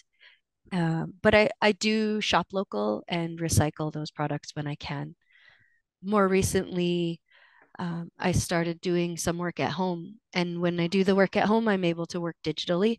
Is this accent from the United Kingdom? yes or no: no; Cheam, Fraser Valley, British Columbia, Canada; from Chiam, which is a small village below Mount Chiam on the banks of the Fraser in the Fraser Valley